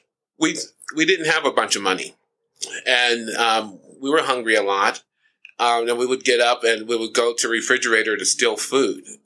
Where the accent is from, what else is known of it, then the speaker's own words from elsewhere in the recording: Ohio, United States; now in California, United States; I'm from Ohio originally